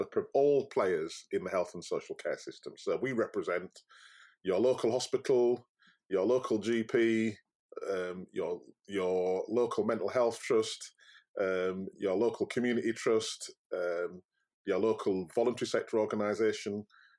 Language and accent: English; Yorkshire and the Humber, United Kingdom; I'm very proud of being a Yorkshireman. I love Yorkshire, and I like Yorkshire people, and they are different.